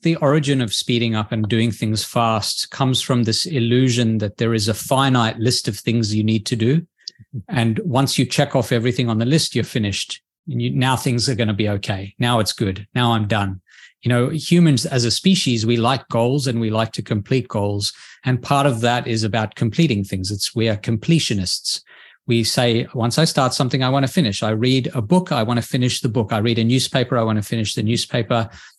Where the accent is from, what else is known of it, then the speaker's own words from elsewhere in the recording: Australia; I'm from Australia.